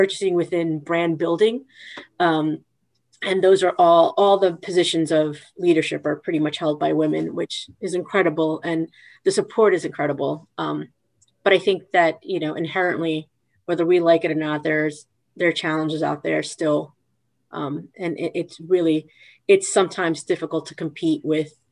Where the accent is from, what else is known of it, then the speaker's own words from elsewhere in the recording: New York City, New York, United States; moved away as an adult; now in New Jersey, United States; I'm from Queens, but I live in Jersey now